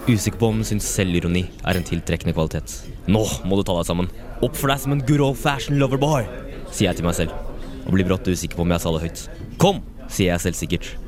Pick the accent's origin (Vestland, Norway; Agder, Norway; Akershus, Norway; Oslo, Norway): Akershus, Norway; Kolbotn; I en stakket stund er jeg et barn i sofaen hjemme på Kolbotn